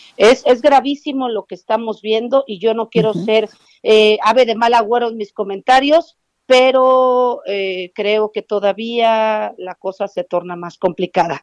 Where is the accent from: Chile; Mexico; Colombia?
Mexico; somos todos los mexicanos